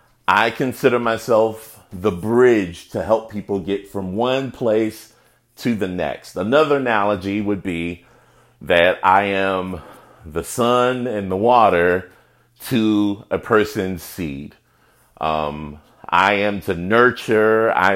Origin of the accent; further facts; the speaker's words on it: Chicago, Illinois, United States; I am from Chicago, and so is Mr. Obama.